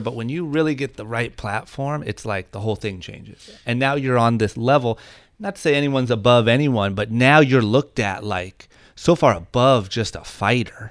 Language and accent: English; Ohio, United States; now in Los Angeles, United States; when I was growing up in Ohio